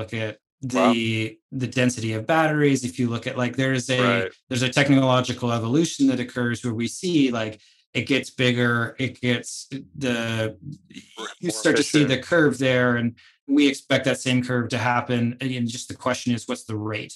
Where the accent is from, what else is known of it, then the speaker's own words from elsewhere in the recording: United States; my home country, the United States